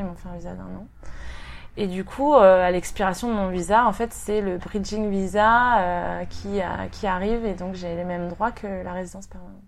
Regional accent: Rennes, Brittany, France; moved away as an adult; also born or lived in Paris; now in Sydney, Australia; je viens de Rennes, en Bretagne, et j'habite à Sydney dans le quartier de King's Cross

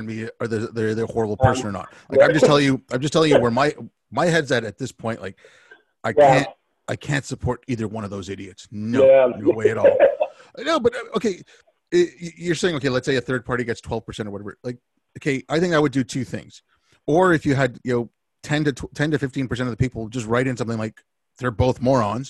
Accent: Canada; I'm Canadian

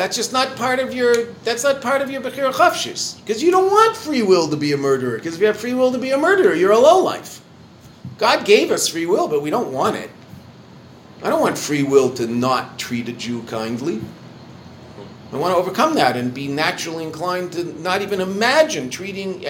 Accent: Canada; I'm a Canadian

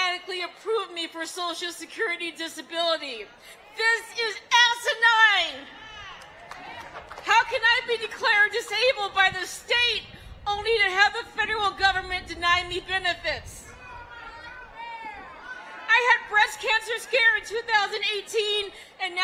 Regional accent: Minnesota, United States; I'm from Minnesota.

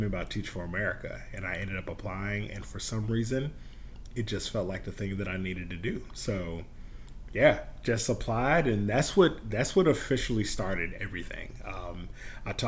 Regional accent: Mississippi, United States; also born or lived in Starkville, Mississippi / Auburn, Alabama; I grew up in Mississippi, spent the first half of my childhood in the Mississippi Delta, spent the second half in Starkville.

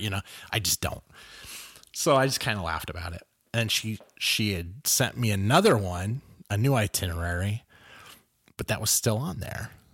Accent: Los Angeles, California, United States; I grew up in South Central L

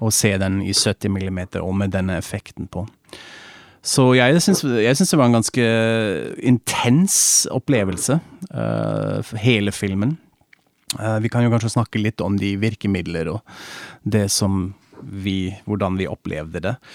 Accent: Germany

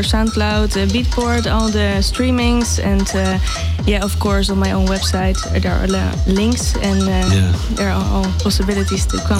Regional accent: Gouda, South Holland, Netherlands; I'm from Gouda. It's in the Netherlands. And I'm 21 years old.

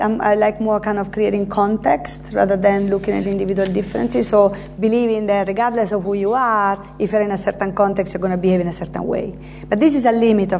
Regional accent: Terni, Umbria, Italy; English is a second language; moved away as an adult; also born or lived in United States; now in London, United Kingdom; my hometown, Terni, in Italy.

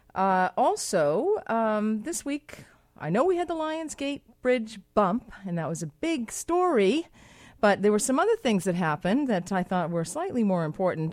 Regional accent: Boston, Massachusetts, United States; now in Vancouver, Canada; I'm from Boston, uh, live in Vancouver

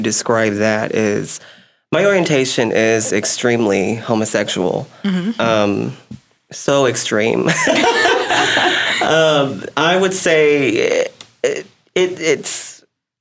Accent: Abilene, Texas, United States; I'm from Abilene

